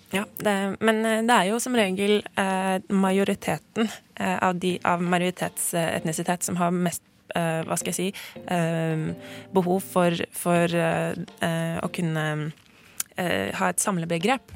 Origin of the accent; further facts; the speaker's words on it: Norway; jeg er født her i Norge